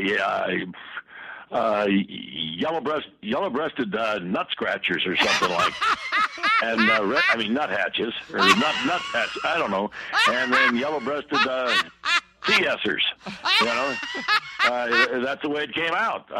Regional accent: Sacramento, California, United States; also born or lived in Oakland, California; I was born in Oakland and raised in Sacramento, California

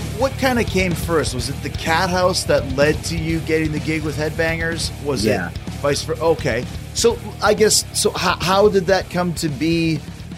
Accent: Winnipeg, Manitoba, Canada; moved away; growing up in Winnipeg, Canada

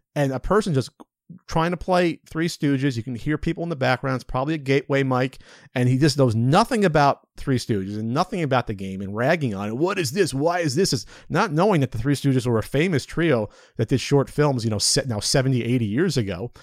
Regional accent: New Jersey, United States; moved away as an adult; I was from Central Jersey.

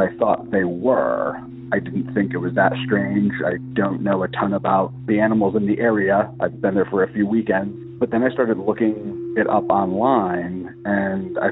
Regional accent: Loudoun County, Northern Virginia, United States; I'm from Northern Virginia, Loudoun County, which is a DC suburb

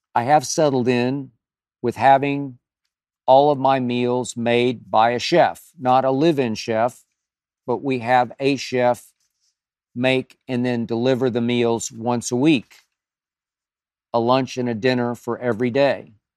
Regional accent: Oklahoma City, Oklahoma, United States; moved away; when I was a kid growing up in Oklahoma City

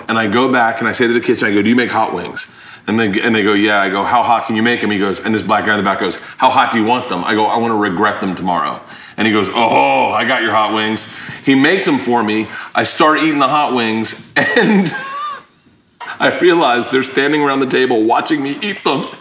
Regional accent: Florida, United States; I grew up in Florida

